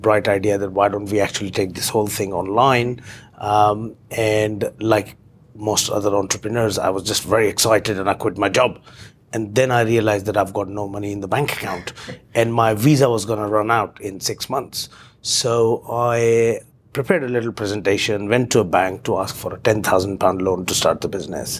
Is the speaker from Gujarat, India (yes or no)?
no; Indore, Madhya Pradesh, India; moved away as an adult; also born or lived in Mumbai, India; now in London, United Kingdom; I was born and brought up in India in a small town in central India, a place called Indore. I grew up there